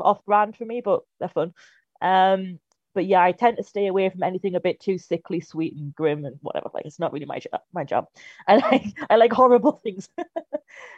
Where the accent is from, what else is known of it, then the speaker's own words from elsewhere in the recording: Newcastle upon Tyne, North East England, United Kingdom; moved away as an adult; I'm originally from Newcastle, if it wasn't obvious enough, and I moved down here a few years ago to study film.